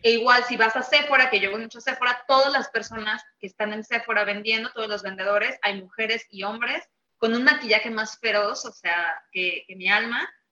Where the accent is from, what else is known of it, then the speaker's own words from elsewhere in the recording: Mexico; no tenemos acceso a tanta diversidad en México porque somos más mexicanos con mexicanos